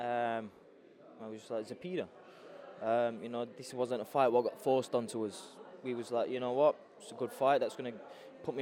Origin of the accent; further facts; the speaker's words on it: Sheffield, Yorkshire and the Humber, United Kingdom; I'm in my hometown